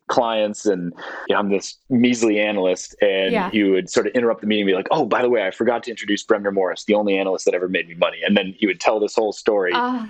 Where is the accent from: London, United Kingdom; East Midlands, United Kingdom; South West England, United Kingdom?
London, United Kingdom; moved away; also born or lived in San Francisco, United States; I grew up in London and I moved from San Francisco when I was 6.